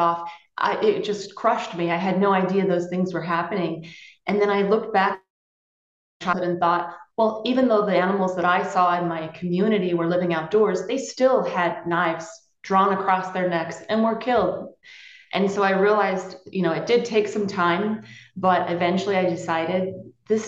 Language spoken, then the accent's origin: English; Pennsylvania, United States; I grew up in Pennsylvania where people had farms and my dad was a butcher